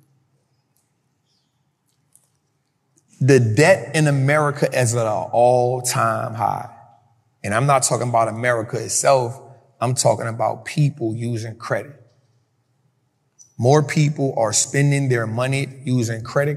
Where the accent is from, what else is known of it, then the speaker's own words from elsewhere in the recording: New Orleans, Louisiana, United States; I grew up in Mid-City